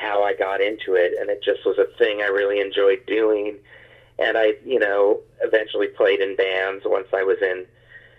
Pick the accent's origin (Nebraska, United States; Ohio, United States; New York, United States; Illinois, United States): Nebraska, United States; Lincoln; also born or lived in Athens, Georgia; now in Omaha, United States; Where I live now is in Omaha, but I grew up in the Lincoln, which is was a college town.